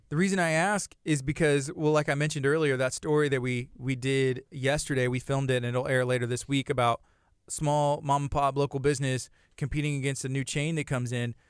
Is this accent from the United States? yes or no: yes; La Marque, Texas, United States; growing up in Lamarck